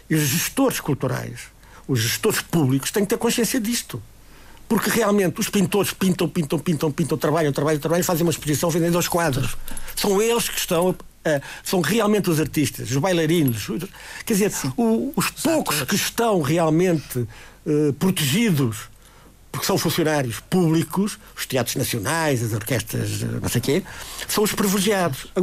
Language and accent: Portuguese; Madeira, Portugal; nós para o ano vamos ter, como madeirense, vamos ter uma exposição do Rigo